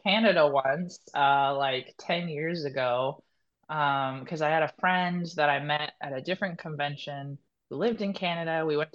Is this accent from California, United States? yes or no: yes; Northern California, United States; also born or lived in Washington; now in Southern California, United States; technically I'm from Northern California, so I moved to Southern California, but I'm back in California because I was in Washington